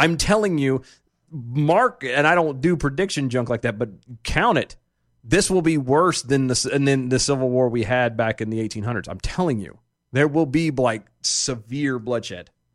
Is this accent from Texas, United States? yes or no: yes; Odessa, Texas, United States; I was born in Odessa